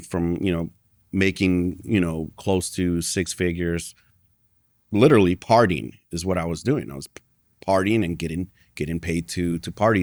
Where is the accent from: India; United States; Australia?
United States; Chicago, Illinois; I was born and raised in Chicago.